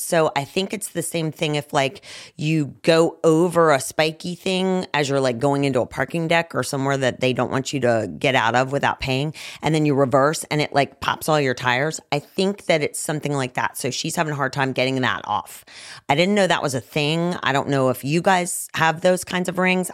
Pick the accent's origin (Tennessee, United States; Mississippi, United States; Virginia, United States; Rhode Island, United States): Virginia, United States; Roanoke; I was born in the Star City